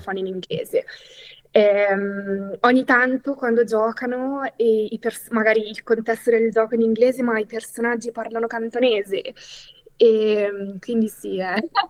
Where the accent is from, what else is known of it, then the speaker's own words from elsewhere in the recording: Italy; first language Italian; io sono nata in Italia, sono monolingua, par- cioè ho parlato italiano fino a una certa età